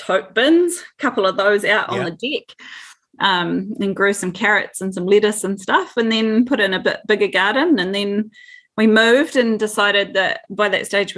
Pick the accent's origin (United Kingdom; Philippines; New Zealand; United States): New Zealand; Dunedin, Otago; I'm a Dunedin girl. Both my husband and I both were born and bred in Dunedin.